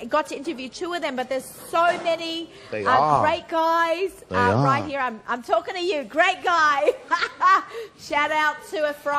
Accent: Sydney, New South Wales, Australia; moved away; I'm from Sydney

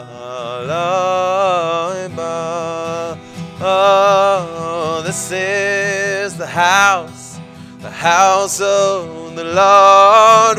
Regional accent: Israel; when you're growing up on the Moshav

